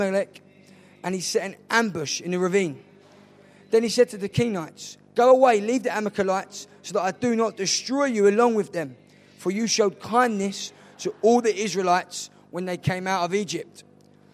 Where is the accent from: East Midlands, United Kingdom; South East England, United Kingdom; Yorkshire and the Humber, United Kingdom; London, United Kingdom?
London, United Kingdom; also born or lived in Nottingham; I'm from South East London.